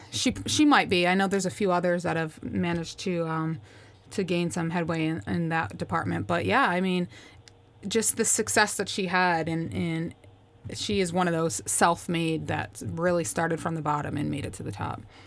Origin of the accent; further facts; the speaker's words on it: Schenectady, New York, United States; moved away; also born or lived in Tampa; Grew up in Schenectady, New York, which is just outside of Albany